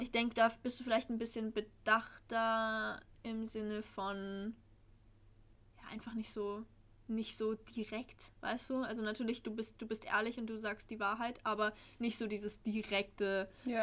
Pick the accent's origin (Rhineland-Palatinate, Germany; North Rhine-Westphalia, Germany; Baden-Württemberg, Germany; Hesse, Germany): Hesse, Germany; Frankfurt area; born or raised there; also born or lived in Swabia